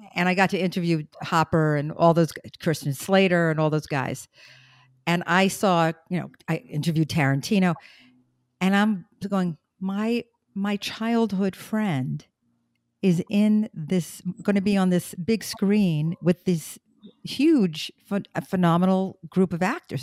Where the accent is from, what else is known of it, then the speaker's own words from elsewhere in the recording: New York City, New York, United States; moved away; I'm still the girl from Brooklyn